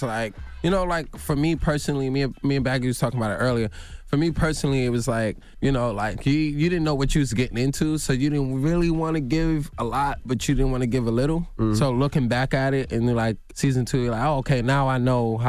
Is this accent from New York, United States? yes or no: yes; Bronx, New York, United States; also born or lived in Rockland County; I mean, I'm born and raised in the Bronx, and then we moved up to Rockland County.